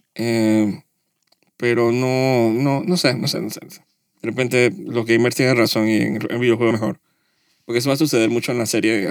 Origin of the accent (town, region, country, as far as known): Panama